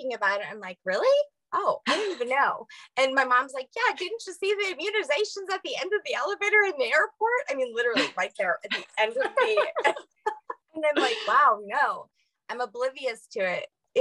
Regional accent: Louisiana, United States; I'm from Louisiana

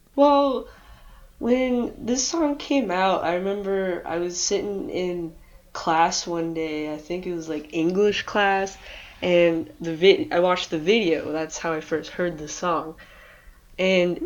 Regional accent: Michigan, United States; I'm from Michigan

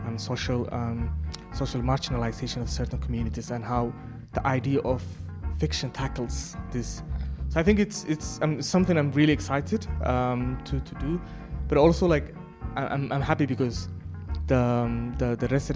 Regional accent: Somaliland, Somalia; I'm from Somaliland

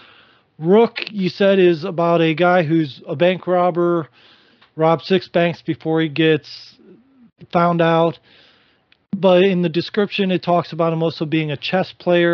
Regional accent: Midwest, United States; growing up in the Midwest like I did

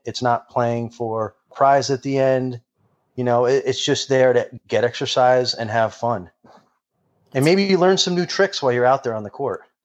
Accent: Fairfield, Connecticut, United States; I grew up in Fairfield, Connecticut.

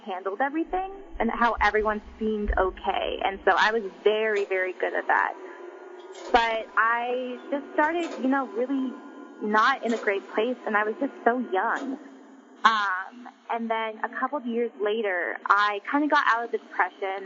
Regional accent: Oregon, United States; also born or lived in Da Nang, Vietnam; I was adopted, and I grew up in Oregon, a small, small town in Oregon

